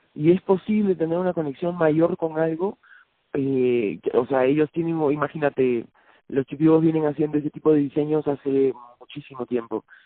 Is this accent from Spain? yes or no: no; Lima, Peru; yo soy de Lima